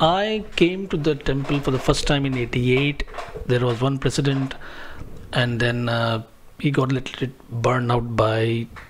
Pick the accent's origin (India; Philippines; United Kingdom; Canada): India; Mumbai, Maharashtra; So Mumbai is one of the major cities of India. I was born and brought up in Mumbai.